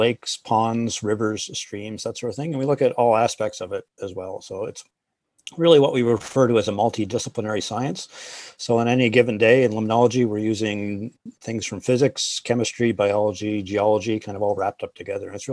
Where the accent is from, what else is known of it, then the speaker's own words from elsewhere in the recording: East Coast, Atlantic Canada, Canada; moved away; I grew up on the East Coast. So there was a giant ocean beside us